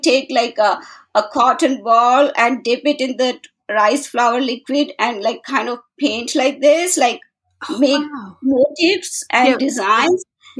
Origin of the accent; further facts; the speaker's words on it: India; moved away as an adult; now in San Francisco, United States; I was born and brought up in India and I moved to United States in 1996 and I live in San Francisco suburbs, very close to San Francisco, California.